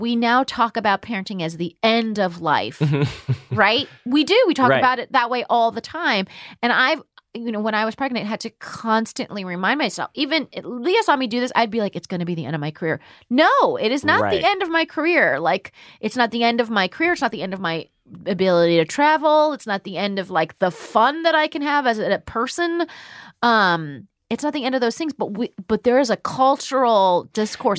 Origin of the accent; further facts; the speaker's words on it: United States; as an American